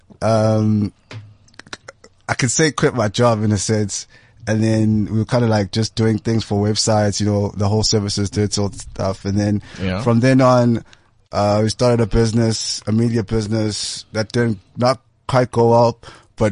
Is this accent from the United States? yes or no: no; Durban, KwaZulu-Natal, South Africa; moved away as an adult; also born or lived in Maputo, Mozambique; now in Johannesburg, South Africa; originally I was born in Durban, raised there, a family in Maputo